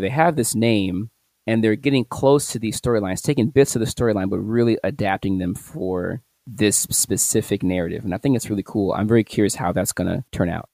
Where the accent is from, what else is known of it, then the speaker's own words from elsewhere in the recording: St. Louis, Missouri, United States; my hometown, St. Louis